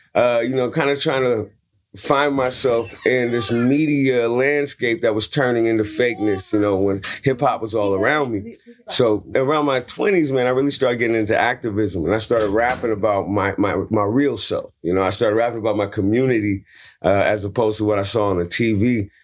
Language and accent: English; San Francisco, California, United States; I'm from Hunters Point, San Francisco. I got beat up twice at gunpoint, uh, before I was seventeen